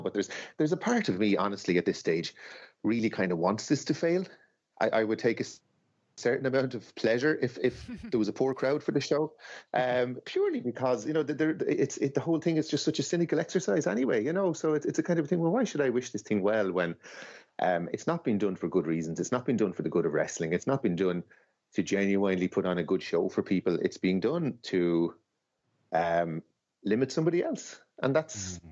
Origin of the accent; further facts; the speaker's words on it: Ireland; as an Irish fan